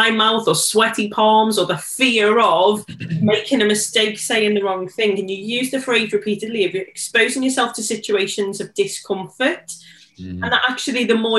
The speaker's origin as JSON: {"language": "English", "town": "Liverpool", "region": "North West England", "country": "United Kingdom", "said": "I'm from Liverpool, it's such a Scouse thing to shorten the word."}